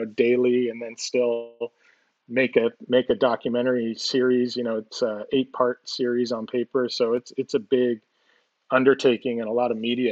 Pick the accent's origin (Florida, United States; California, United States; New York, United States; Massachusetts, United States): California, United States; Los Angeles; I grew up in Los Angeles, but we were a little bit inland